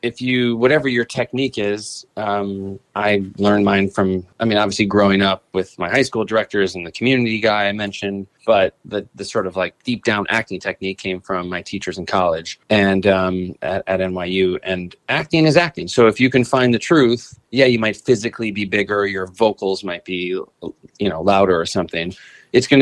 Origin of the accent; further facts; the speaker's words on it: Northbrook, Illinois, United States; my hometown of Northbrook, Illinois